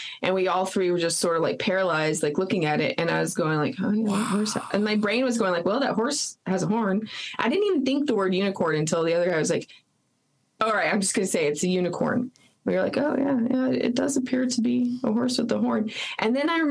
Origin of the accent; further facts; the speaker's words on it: New Mexico, United States; also born or lived in Texas; I was raised in New Mexico